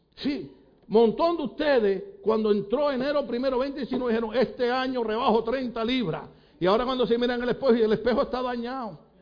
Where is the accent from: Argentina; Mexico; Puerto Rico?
Puerto Rico; moved away; yo soy de Puerto Rico